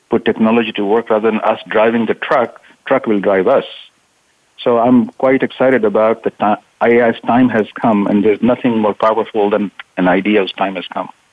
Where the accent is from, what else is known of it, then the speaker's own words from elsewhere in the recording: Pakistan; now in Silicon Valley, United States; I've been here 40 years. I was born in Pakistan